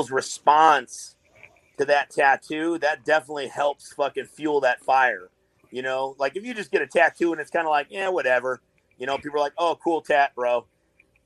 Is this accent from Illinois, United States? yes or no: yes; Chicago, Illinois, United States; I'm from Chicago